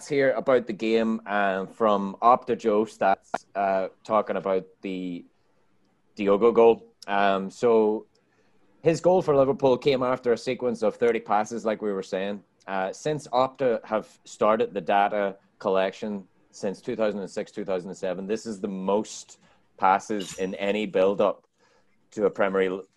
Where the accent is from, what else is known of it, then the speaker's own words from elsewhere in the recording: Ireland; now in United States; I'm Irish